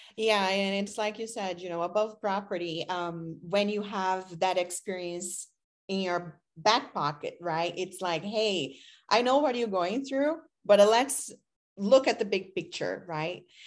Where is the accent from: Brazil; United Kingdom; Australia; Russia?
Brazil; English is a second language; moved away as an adult; now in United States; I am from Brazil, so I came here as an exchange student